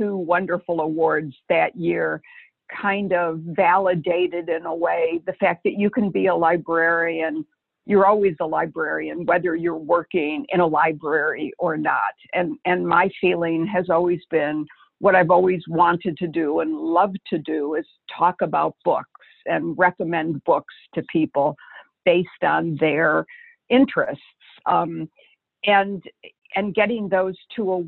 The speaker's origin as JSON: {"language": "English", "town": "Detroit", "region": "Michigan", "country": "United States", "tie": "born or raised there", "said": "I grew up in Detroit"}